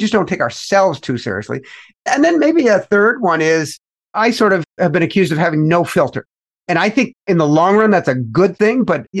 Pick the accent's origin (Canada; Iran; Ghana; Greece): Canada; now in United States; In particular, here in the United States of America, because I came from Canada, the premise that a lot of folks that adopt the capitalist way of life aspire to is get rich as fast as possible.